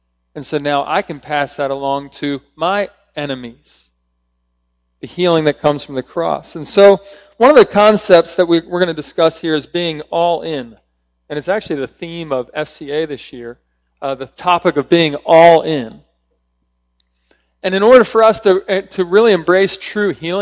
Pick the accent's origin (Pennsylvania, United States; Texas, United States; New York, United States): Pennsylvania, United States; Philadelphia; I'm from Philadelphia, so I'm a big Eagles fan